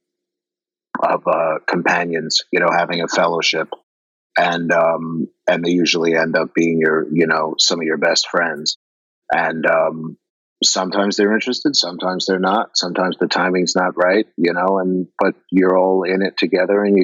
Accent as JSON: {"language": "English", "area": "Long Island", "region": "New York", "country": "United States", "tie": "born or raised there", "said": "I grew up on Long Island"}